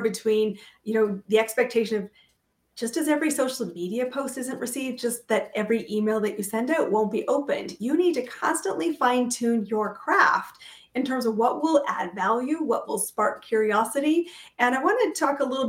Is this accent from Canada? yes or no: yes; Canada; I am a Canadian